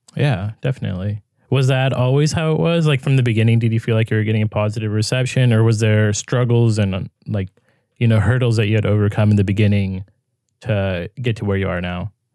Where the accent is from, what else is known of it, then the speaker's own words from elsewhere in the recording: California, United States; I'm from California